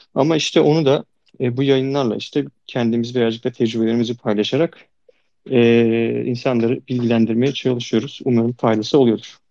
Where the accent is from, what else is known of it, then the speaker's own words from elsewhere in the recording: Çanakkale, Turkey; Çanakkale'liyim ben.